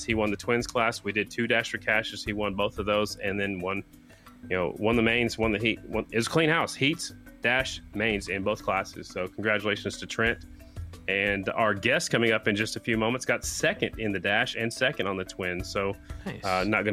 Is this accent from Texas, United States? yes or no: no; Sioux Falls, South Dakota, United States; my hometown, Sioux Falls, South Dakota